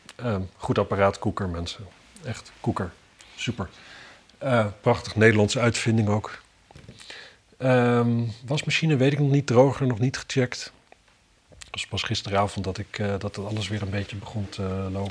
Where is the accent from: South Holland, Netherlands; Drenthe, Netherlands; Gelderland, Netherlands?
Drenthe, Netherlands; Wapserveen; bij ons in Wapserveen